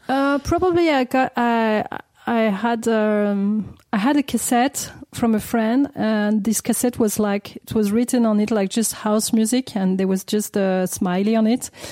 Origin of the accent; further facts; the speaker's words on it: Paris, Île-de-France, France; I grew up in Paris. My mom was English and my father's French, so I like I was born and raised in Paris, never moved from Paris